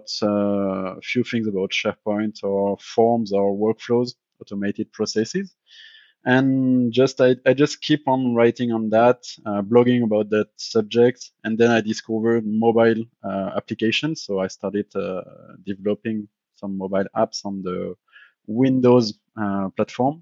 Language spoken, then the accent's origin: English; Paris, Île-de-France, France; I'm from France and I'm from also Paris, but right now I'm working in Switzerland, but I'm based on France.